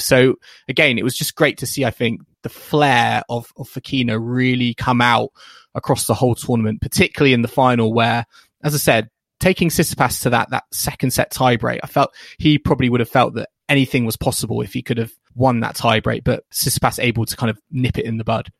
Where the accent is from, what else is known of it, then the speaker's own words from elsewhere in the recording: United Kingdom; as a British tennis fan